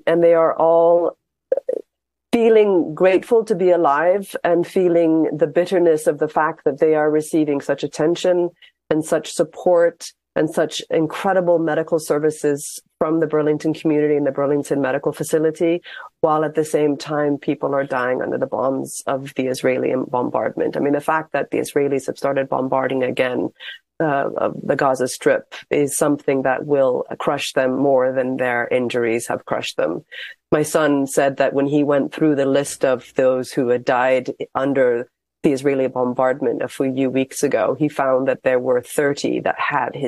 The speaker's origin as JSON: {"language": "English", "country": "Ireland", "tie": "born or raised there", "moved": "yes", "lives_now": "Ramallah, Palestine", "said": "I was born in Ireland"}